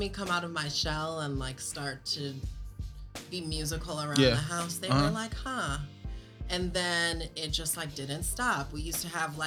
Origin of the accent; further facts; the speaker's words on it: Ann Arbor, Michigan, United States; I grew up in Ann Arbor Public School System